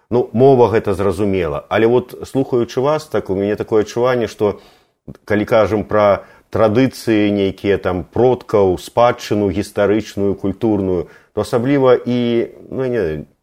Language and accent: Belarusian; Belarus; вот мы говорим про тое что беларусы павінны там зраз... адчуць сябе беларусамі з гордасцю сказаць что вот мы беларусы